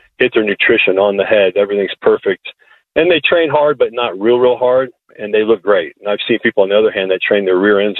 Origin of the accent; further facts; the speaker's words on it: Iowa, United States; moved away; I grew up in Iowa, and I was involved in pretty much every sport